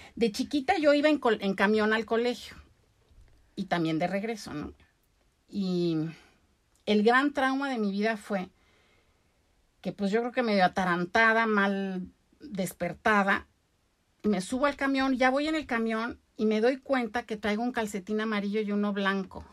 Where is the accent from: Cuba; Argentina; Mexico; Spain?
Mexico; Mexico City; also born or lived in Veracruz; nací en Veracruz y a los seis años nos fuimos a vivir a la Ciudad de México